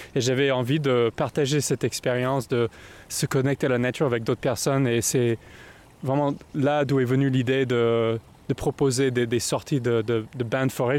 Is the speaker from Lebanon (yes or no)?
no; United States; moved away as an adult; also born or lived in Belgium / Egypt / Spain / France; now in Paris, France; je suis né aux États-Unis, j'ai grandi aux États-Unis, et c'est à 23 ans que je suis parti